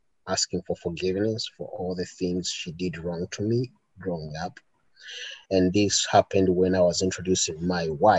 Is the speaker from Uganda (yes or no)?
yes; Kampala, Central Region, Uganda; moved away as an adult; also born or lived in Olympia, Washington / Tacoma, Washington; now in Pierce County, United States; I grew up in Kampala